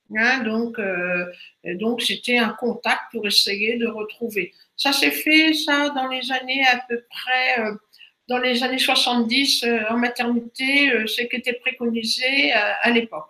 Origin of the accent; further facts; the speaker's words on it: Brittany, France; chez nous en Bretagne